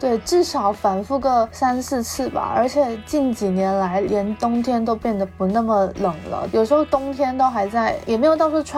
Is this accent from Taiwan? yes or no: no; southern China, China; 我们两个作为南方人，对夏天就是深有体会